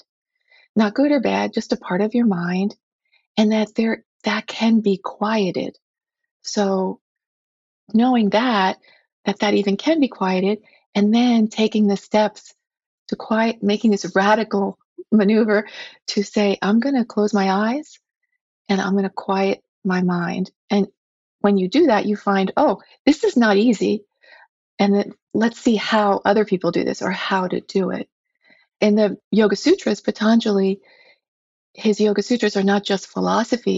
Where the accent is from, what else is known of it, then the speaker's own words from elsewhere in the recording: United States; as an American woman